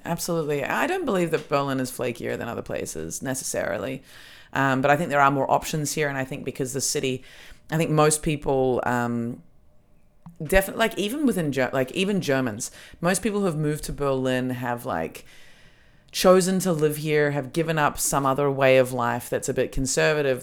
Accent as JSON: {"language": "English", "country": "Australia", "tie": "born or raised there", "said": "I grew up in Australia"}